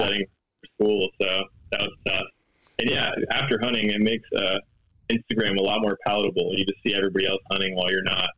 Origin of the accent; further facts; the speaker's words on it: Los Angeles, California, United States; I'm from Los Angeles, California